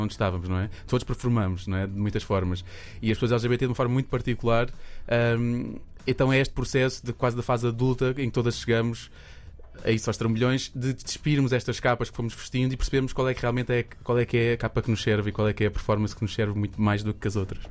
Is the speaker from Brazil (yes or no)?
no; Portugal; nós, as bichas, crescemos em Portugal todas um bocadinho aos trambolhões